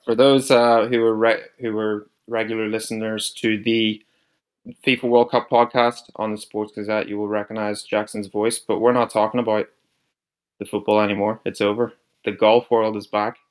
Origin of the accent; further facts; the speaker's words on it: Newcastle, Northern Ireland, United Kingdom; accent: similar to Rory McIlroy; I'm from Northern Ireland, a place called Newcastle, Northern Ireland